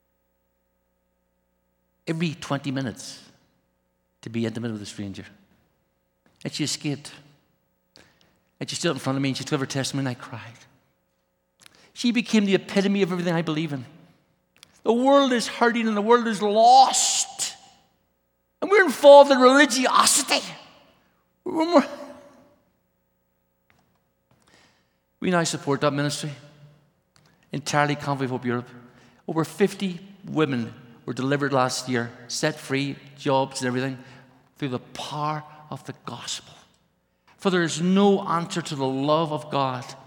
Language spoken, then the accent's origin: English; Belfast, Northern Ireland, United Kingdom; now in Brussels, Belgium; I was brought up in Ireland, Belfast